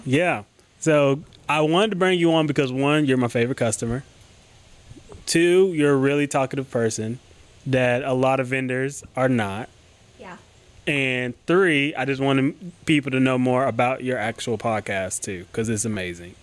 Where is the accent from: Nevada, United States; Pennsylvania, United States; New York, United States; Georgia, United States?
Georgia, United States; Athens; I was born and raised in Athens